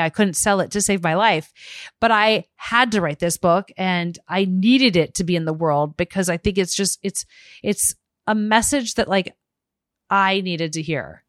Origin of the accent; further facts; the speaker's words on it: Arizona, United States; a young kid growing up in Arizona